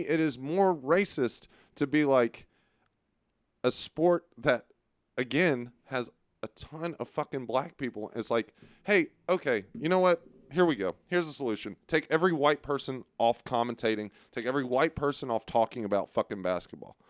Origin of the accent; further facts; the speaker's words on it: Beaumont, Texas, United States; I'm from Beaumont.